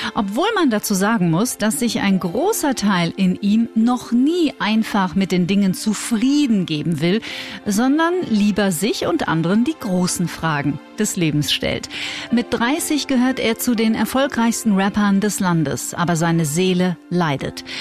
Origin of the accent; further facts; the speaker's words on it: North Rhine-Westphalia, Germany; Und ich komme aus Nordrhein-Westfalen und dort wird man automatisch eigentlich in der Regel evangelisch getauft